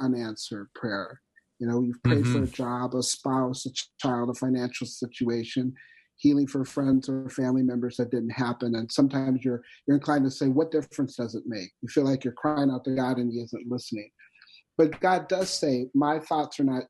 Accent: North Dakota, United States; I'm from North Dakota

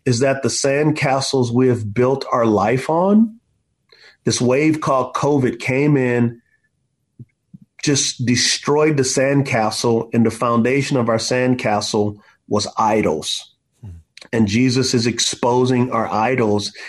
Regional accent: United States; as American Christians

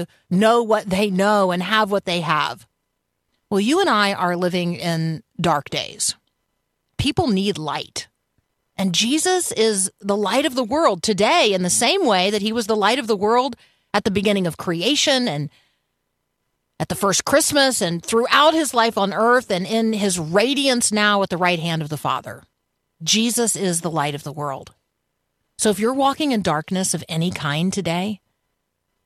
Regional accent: Tampa, Florida, United States; born or raised there; moved away

